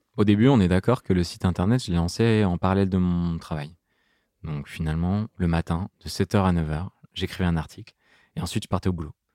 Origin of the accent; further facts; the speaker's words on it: Grenoble, Auvergne-Rhône-Alpes, France; grandir à Grenoble, à côté de Grenoble, en plein milieu de la nature